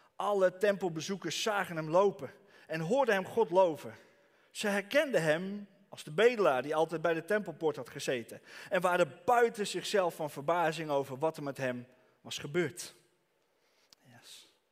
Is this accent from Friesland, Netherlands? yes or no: yes; Franeker, Friesland, Netherlands; Ik kom uit Franeker.